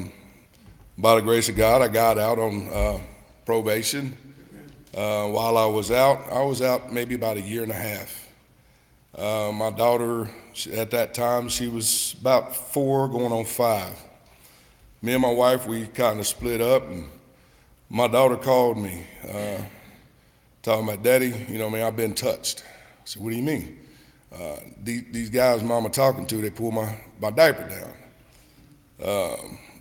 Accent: Knoxville, Tennessee, United States; I grew up in Knoxville, Tennessee

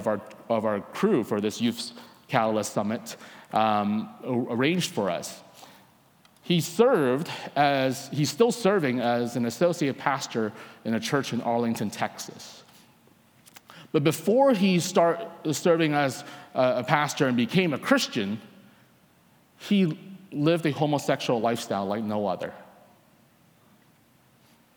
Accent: Vancouver, British Columbia, Canada; I'm from Vancouver, Canada.

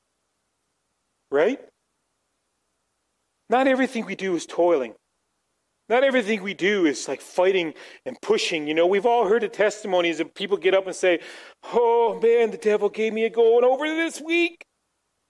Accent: Newfoundland and Labrador, Canada; moved away; growing up in Newfoundland

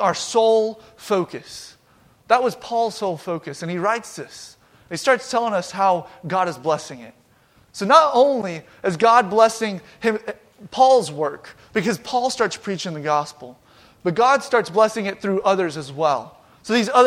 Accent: Georgia, United States; now in Eaton, United States; I'm from Georgia

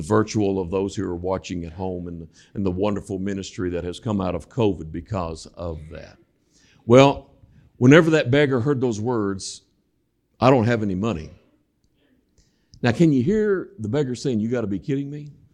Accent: Western Kentucky, United States; moved away as an adult; now in Northern Kentucky, United States; I am from Western Kentucky. I know you can't tell that by the way that I talk.

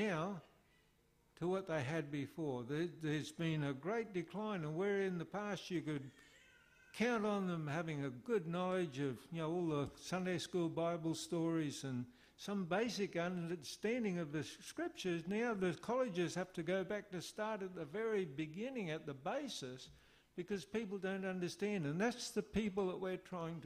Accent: Australia; moved away; also born or lived in Philippines

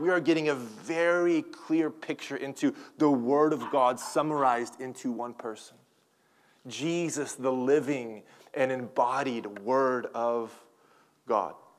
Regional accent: Tulsa, Oklahoma, United States; now in California, United States; I'm from Tulsa, Oklahoma, and I'm kind of a I guess, a resident of California now

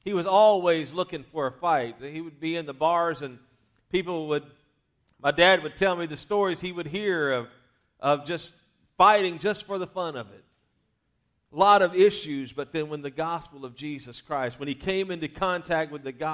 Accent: Louisiana, United States; I was raised in the South, Louisiana to be specific

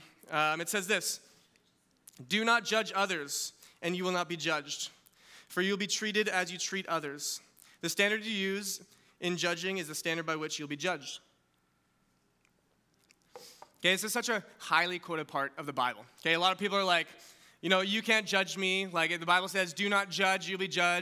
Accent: West Kelowna, British Columbia, Canada; I grew up in West Kelowna.

